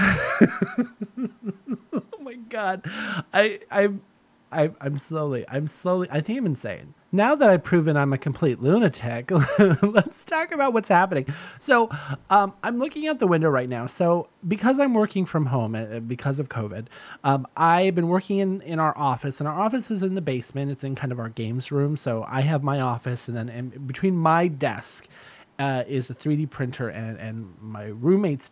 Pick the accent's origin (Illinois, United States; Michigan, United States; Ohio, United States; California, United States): California, United States; Southern; moved away; I'm from Southern California and it doesn't rain that often there